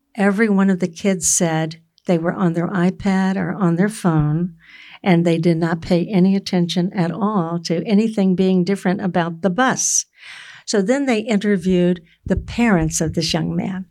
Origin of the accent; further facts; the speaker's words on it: Florida, United States; I grew up in Florida where you have really good oranges.